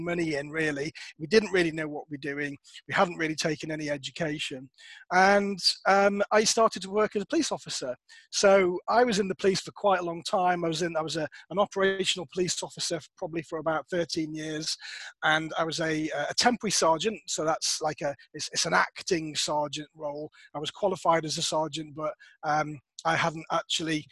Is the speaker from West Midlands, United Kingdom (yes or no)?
yes; Worcestershire, West Midlands, United Kingdom; also born or lived in Nottingham; I had to move back to my hometown of Worcestershire